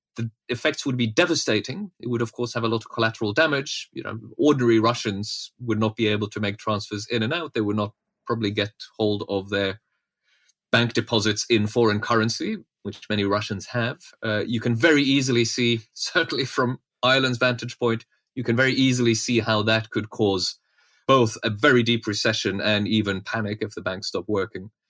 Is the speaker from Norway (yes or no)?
yes; Norway; moved away; I grew up in Norway